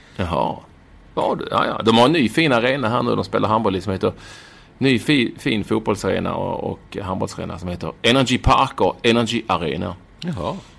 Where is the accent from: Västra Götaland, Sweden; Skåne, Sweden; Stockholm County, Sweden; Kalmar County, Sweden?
Skåne, Sweden; Malmö; born or raised there; moved away as an adult; also born or lived in Copenhagen, Denmark; now in Denmark